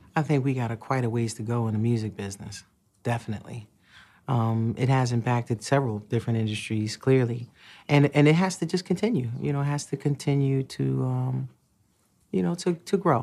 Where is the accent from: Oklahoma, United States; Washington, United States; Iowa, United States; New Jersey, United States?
New Jersey, United States; Newark; also born or lived in Irvington, New Jersey / East Orange, New Jersey; I grew up in Newark, New Jersey, in Irvington and the East Orange